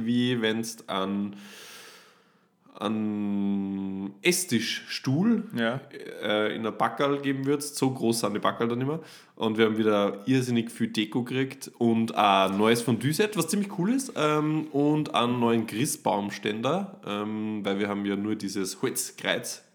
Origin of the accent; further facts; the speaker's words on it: Upper Austria, Austria; bei uns in Oberösterreich